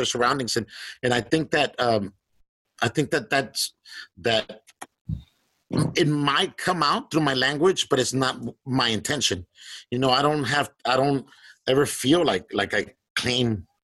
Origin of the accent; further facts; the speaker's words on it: Eagle Pass, Texas, United States; also born or lived in Piedras Negras, Coahuila, Mexico; I'm from Eagle Pass, Texas, in Piedras Negras, Coahuila